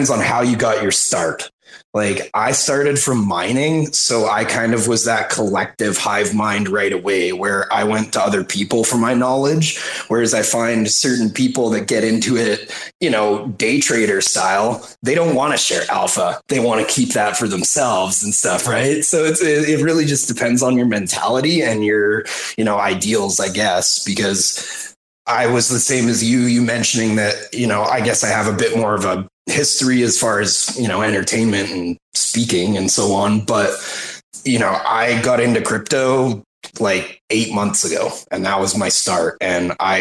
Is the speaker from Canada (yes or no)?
yes; Canada; I'm a Canadian